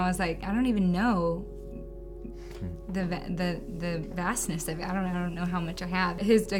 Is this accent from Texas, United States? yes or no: yes; Dallas, Texas, United States; now in Austin, United States; I'm from Dallas, Texas.